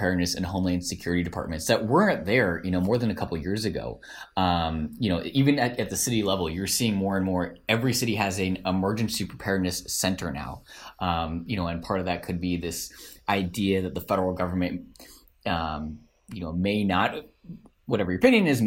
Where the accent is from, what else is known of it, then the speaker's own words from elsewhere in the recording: Collin County, Texas, United States; my hometown of Collin County